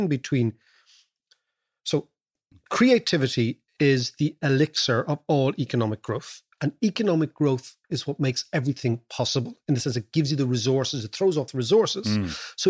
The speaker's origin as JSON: {"language": "English", "country": "Ireland", "also_born_or_lived": "London", "moved": "as an adult", "said": "when we came from Ireland, they couldn't place us"}